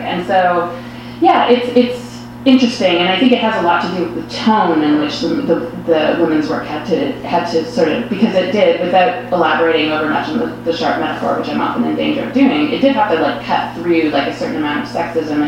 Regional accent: Canada; being Canadian

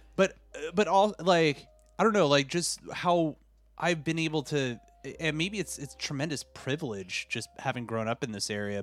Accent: Washington, District of Columbia, United States; growing up in this area here in the DC area, I I grew up with all sorts of ethnicities

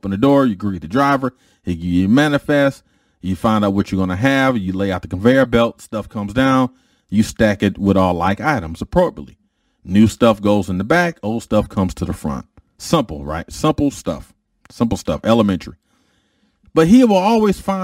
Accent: Detroit, Michigan, United States; I was a dude from Detroit

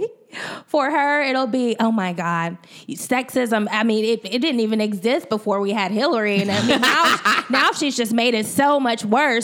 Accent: Georgia, United States; I'm still repping for Georgia.

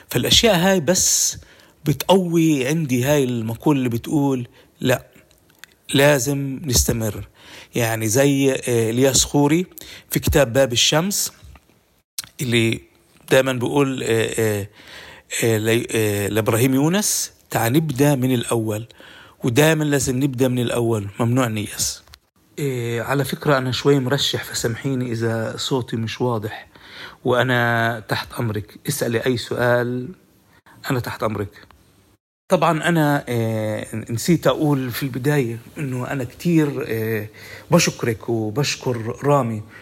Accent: Palestine; النظام في جامعة تل أبيب هو نظام استشراقي وكان وأنا كفلسطيني جاي آه، أخذ معلومات أو آه، أفيد حالي في معلومات

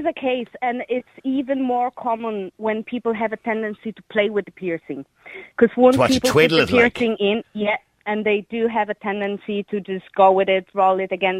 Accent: Poland

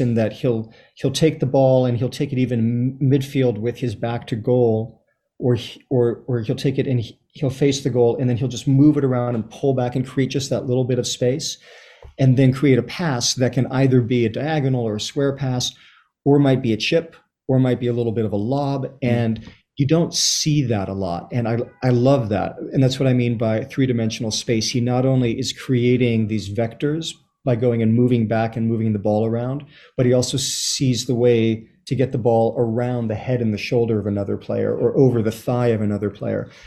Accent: Los Angeles, California, United States; moved away as an adult; also born or lived in Chile; now in New York, United States; I was born in Chile, raised in Los Angeles. I've been in New York for around 30 years or so

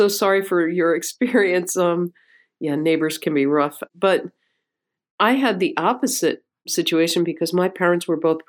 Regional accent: Dobbs Ferry, New York, United States; I grew up the first few years of my life in a basement apartment on 107th and Amsterdam. And then in Manhattan. And when they cobbled a little bit of money together, they bought a tiny little house in Dobbs Ferry, New York.

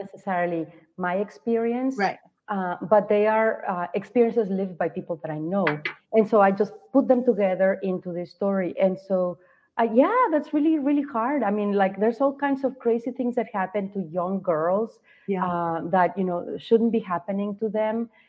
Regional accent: Guadalajara, Jalisco, Mexico; moved away as an adult; also born or lived in Mazatlan; now in United States; So I live in the States, but I am not from here. I am in Mazatlan right now as I said as you said before, but I am from Guadalajara

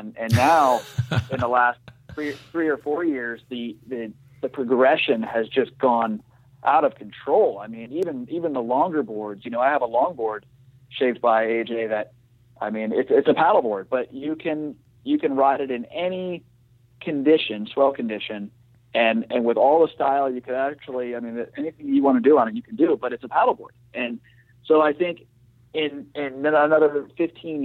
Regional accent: Stuart, Florida, United States; I'm from Stewart originally, so grew up surfing down there and the power plant and the rocks.

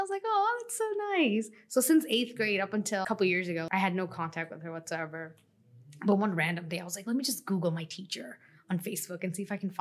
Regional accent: Long Island, New York, United States; moved away; I'm from Long Island originally. And I grew up with a single parent

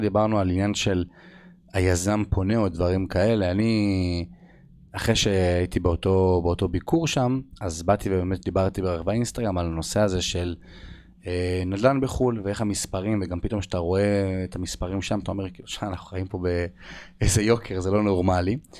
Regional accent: Israel; אנחנו בתור ישראלים

